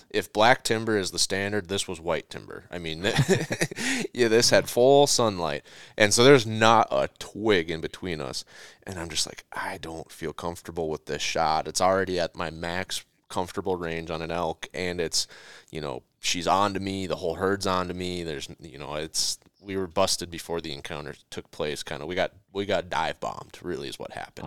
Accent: Minnesota, United States; we're all from Minnesota

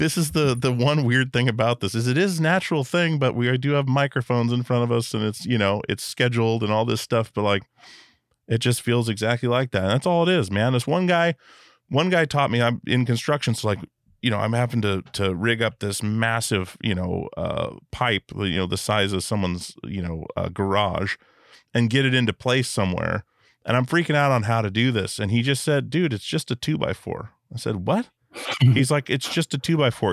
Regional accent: Alaska, United States; growing up in Alaska

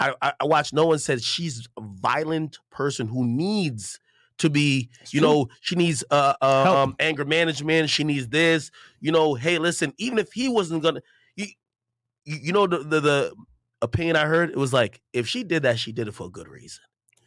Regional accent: Jamaica; not to even bring up my background stuff, I'm Jamaican, like, that's, you know.

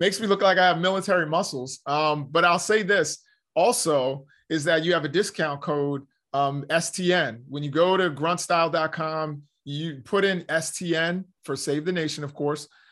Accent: United States; we as the American people

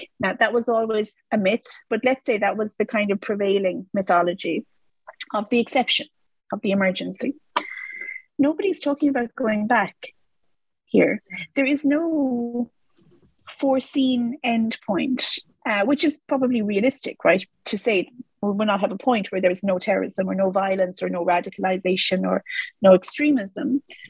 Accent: Ireland; which I was because I grew up in Ireland, so of course we had laws around terrorism.

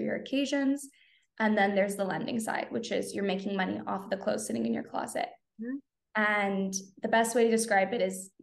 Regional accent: Southern California, United States; I am born and raised in Southern California

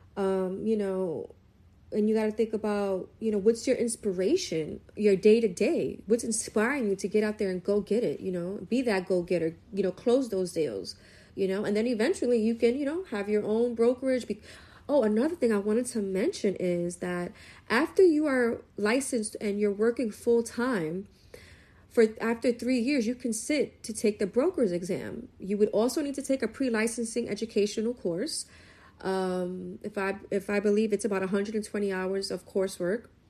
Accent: New York City, New York, United States; I'm a New Yorker, born and raised from Brooklyn

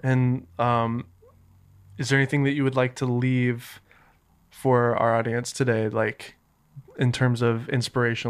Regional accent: Southern United States, United States; accent: Southern; my Southern accent

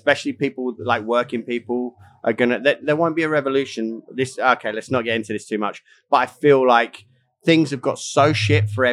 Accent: England, United Kingdom; As an Englishman

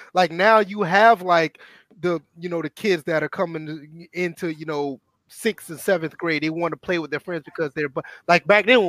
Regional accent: Georgia, United States; I mean, I'm from the south, so I'm from Georgia.

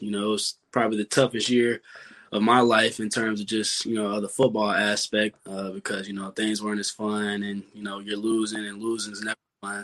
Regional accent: Louisville, Kentucky, United States; it's my hometown. Grew up

